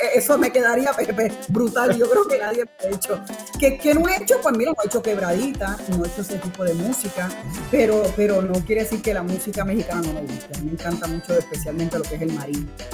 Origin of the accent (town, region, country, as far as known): Puerto Rico